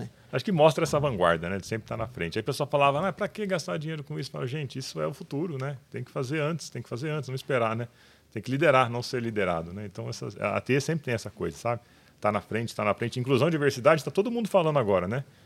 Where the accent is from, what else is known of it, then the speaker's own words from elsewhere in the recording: Olímpia, São Paulo, Brazil; Eu sou de Olímpia desde quando ninguém conhecia Olímpia